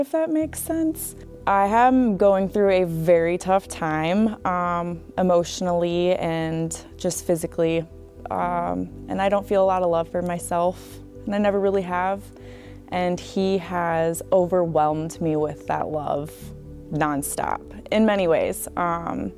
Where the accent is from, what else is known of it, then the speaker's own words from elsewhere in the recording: Clear Lake, United States; I'm from Clear Lake.